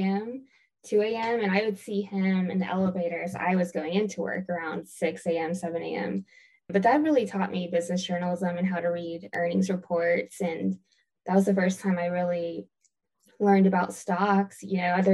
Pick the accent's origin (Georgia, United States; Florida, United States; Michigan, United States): Georgia, United States; Augusta; moved away; also born or lived in Greenville, South Carolina; I'm originally from Augusta, Georgia, and I went to school in Greenville, South Carolina